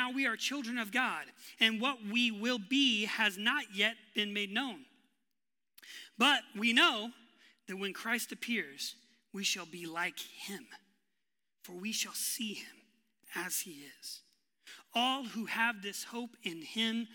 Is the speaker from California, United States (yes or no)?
no; West Texas, United States; I was born and raised in West Texas